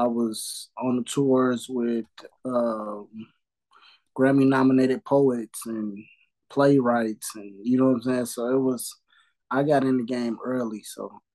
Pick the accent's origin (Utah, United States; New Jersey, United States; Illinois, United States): Illinois, United States; Chicago; I'm from Chicago